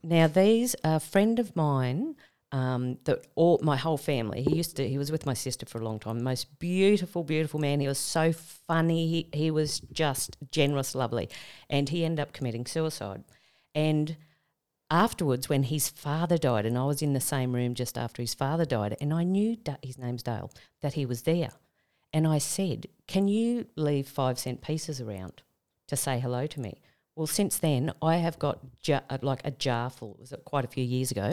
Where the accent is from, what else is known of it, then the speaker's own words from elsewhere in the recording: Tamworth, New South Wales, Australia; moved away; I'm originally from Tamworth